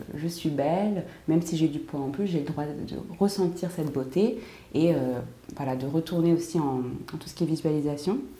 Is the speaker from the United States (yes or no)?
yes; United States; en tant qu'américaine